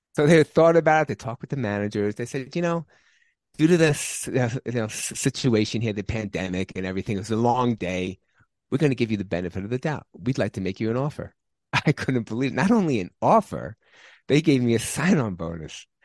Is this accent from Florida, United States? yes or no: no; New York, United States; moved away; I'm originally from New York